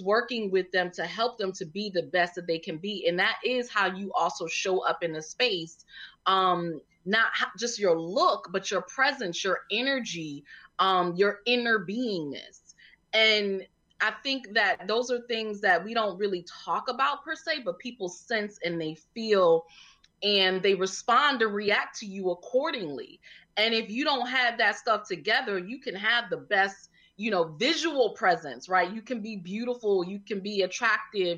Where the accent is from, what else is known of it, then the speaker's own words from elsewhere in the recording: Connecticut, United States; moved away as an adult; now in Washington, D.C., United States; I'm originally from Connecticut. I came here cause I went to the original, the only HU, Howard University